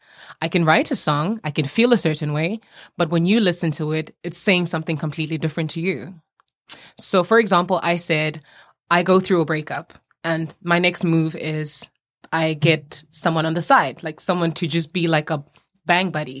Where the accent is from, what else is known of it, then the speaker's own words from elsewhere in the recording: South Africa; growing up in South Africa kind of just gave me a mix of everything.